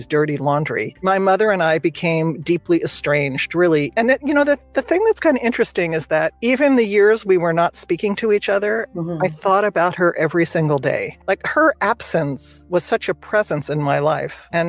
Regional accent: New Jersey, United States; moved away as an adult; now in California, United States; I grew up in New Jersey. I moved out to California

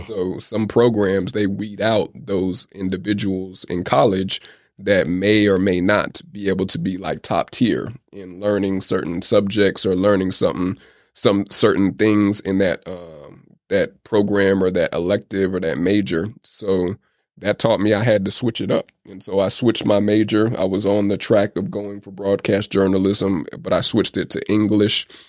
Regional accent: United States; also born or lived in Oakland / Atlanta; I never grew up in the Caribbean. I grew up in the States

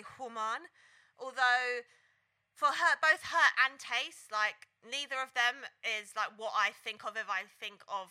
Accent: London, United Kingdom; because I'm a Grove gal. That's Ladbroke Grove, if you don't know.

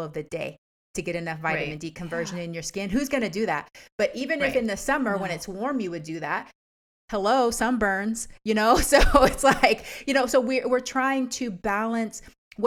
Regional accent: Texas, United States; also born or lived in Washington State; now in Washington, United States; I grew up in Texas too

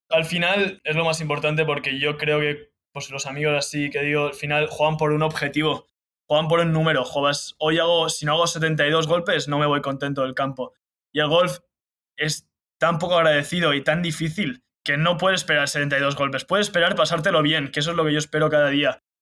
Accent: Sant Cugat del Vallès, Catalonia, Spain; moved away as an adult; also born or lived in Charleston, West Virginia; soy de San Cugat, entonces el club de golf San Cugat lo tengo al lado de casa

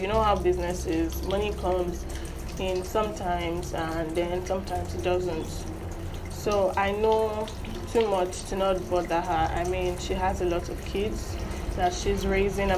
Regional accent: Nigeria; I'm a proud Nigerian

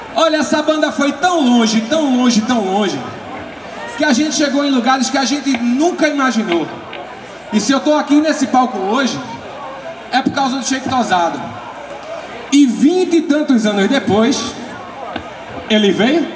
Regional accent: Pernambuco, Brazil; como pernambucano, a gente vem aqui desde criança

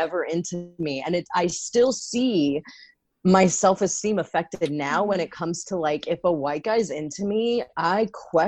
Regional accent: Great Falls, Virginia, United States; I grew up in Fairfax County, Virginia in Great Falls

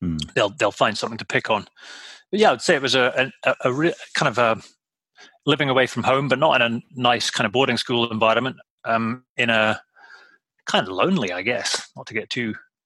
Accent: Shetland Islands, Scotland, United Kingdom; I was born and brought up in the Shetland Islands, a little island

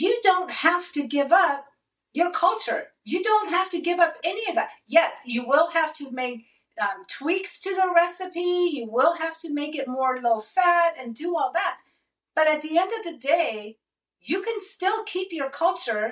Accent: Iran; I am Middle Eastern. I'm from Iran and I love my Persian food

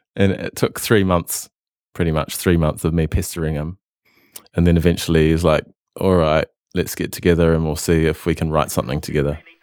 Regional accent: Christchurch, Canterbury, New Zealand; moved away as an adult; now in Melbourne, Australia; I come from Christchurch, which is in the South Island of New Zealand

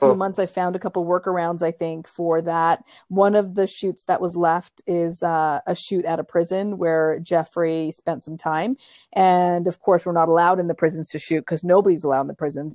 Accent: Canada; moved away as an adult; also born or lived in Africa; now in New York, United States; I grew up my entire life in Canada

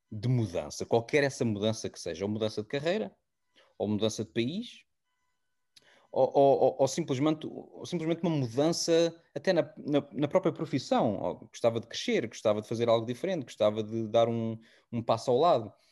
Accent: Portugal; moved away; also born or lived in London; eu sempre que saí de Portugal e já passado depois dois, três anos de, de estar em Londres, eu comecei naquela narrativa de ah, eu, eu nunca hei de voltar

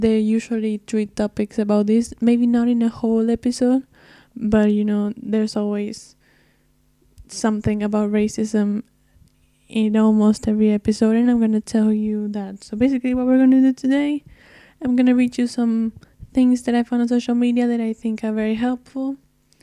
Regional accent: Argentina; I'm not from the States. I'm from Argentina

